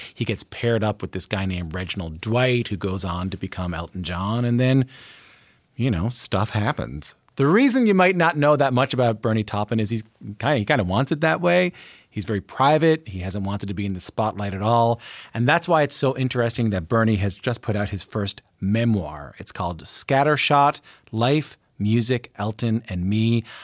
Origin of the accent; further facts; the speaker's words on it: Canada; as a canadian